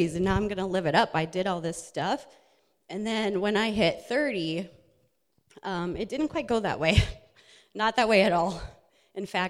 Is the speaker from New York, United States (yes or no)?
no; Minnesota, United States; I was raised in Minnesota